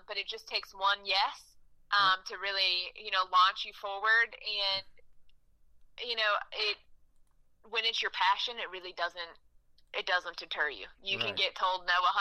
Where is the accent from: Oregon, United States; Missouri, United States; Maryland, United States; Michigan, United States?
Missouri, United States; St. Louis; moved away as an adult; now in Nashville, United States; I was actually born and raised in St. Louis